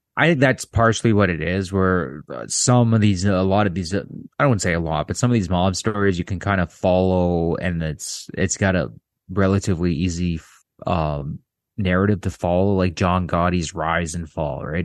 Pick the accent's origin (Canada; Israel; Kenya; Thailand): Canada; I'm Canadian